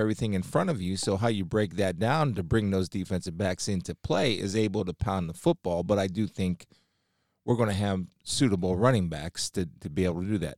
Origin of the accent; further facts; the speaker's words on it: Massillon, Ohio, United States; also born or lived in Canton, Ohio; I'm from Stark County